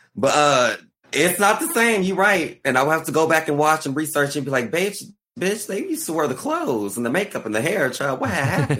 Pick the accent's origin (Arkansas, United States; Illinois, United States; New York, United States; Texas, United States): Arkansas, United States; moved away; I'm from Arkansas.